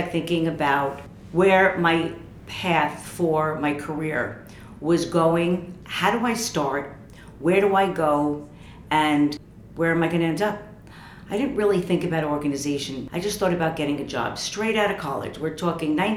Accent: United States; moved away as an adult; also born or lived in New York / Paris; Working as an American in Paris, speaking French

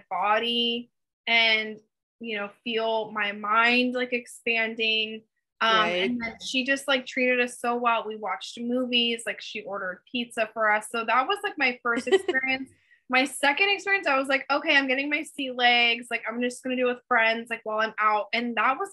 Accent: the Bay Area, Northern California, United States; I grew up in Northern California

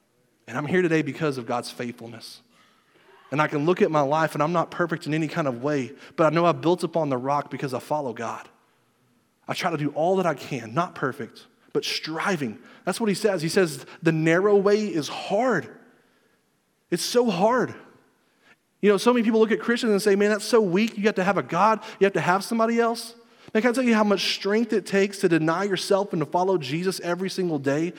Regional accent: Southern United States, United States; I grew up in church in the Bible Belt like everybody else.

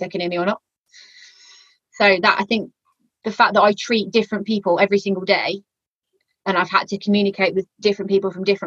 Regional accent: Walsall, West Midlands, United Kingdom; accent: yam-yam; I'm originally from Warsaw, so my yam-yam accent has a tendency to come out a little bit as well

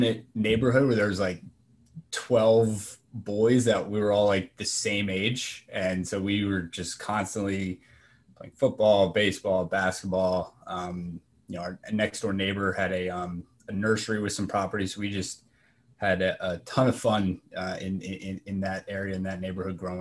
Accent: Parkton, Maryland, United States; also born or lived in Delaware; now in Baltimore, United States; grew up in Northern Baltimore County in Parkton

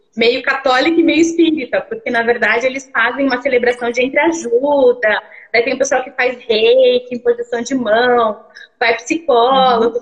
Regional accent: Curitiba, Paraná, Brazil; Eu sou de Curitiba

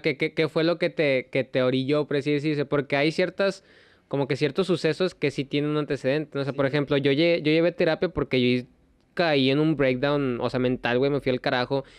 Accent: Mexico; uno como mexicano

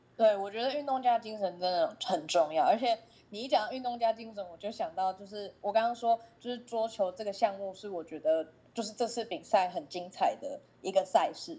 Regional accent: Taiwan; 身为台湾人

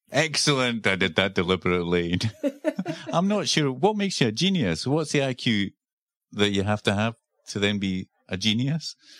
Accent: Scotland, United Kingdom; accent: Scottish; also born or lived in Edinburgh, Scotland; that's my Scottish accent coming out

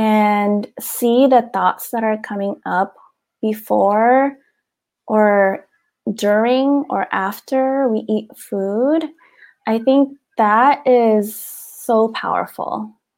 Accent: Philippines; And especially being a Filipina growing up, you know, in with our culture

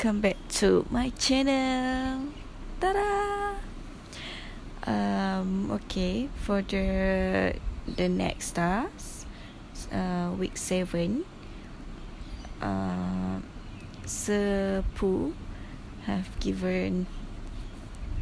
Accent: Kelantan, Malaysia; English is a second language; moved away as an adult; I'm at my hometown.

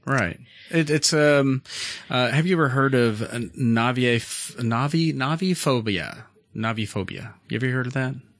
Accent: Canada; I come from Canada

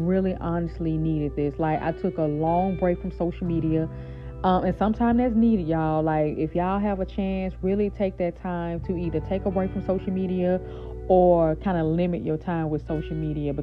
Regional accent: Shreveport, Louisiana, United States; now in New Orleans, United States; my hometown is Shreveport, Louisiana, right? But I'm currently living in New Orleans

